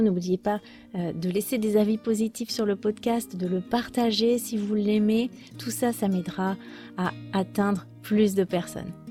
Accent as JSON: {"language": "French", "country": "France", "said": "Chez nous en France"}